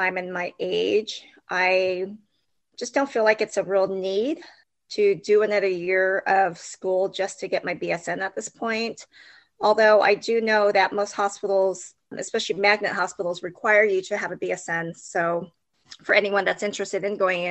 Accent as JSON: {"language": "English", "town": "Cypress", "region": "California", "country": "United States", "tie": "born or raised there", "said": "I grew up in Cypress, California."}